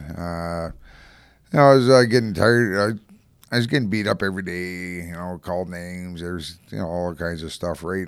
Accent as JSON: {"language": "English", "town": "Calgary", "region": "Alberta", "country": "Canada", "tie": "born or raised there", "also_born_or_lived": "Winnipeg / Strathmore / Hanna / Invermere, British Columbia", "lives_now": "Edmonton, Canada", "said": "I grew up in Calgary"}